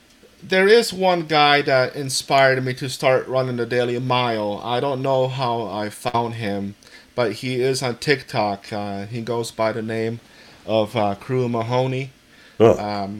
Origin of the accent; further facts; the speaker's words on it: Easthampton, Massachusetts, United States; As you said … I'm from East Hampton, Massachusetts.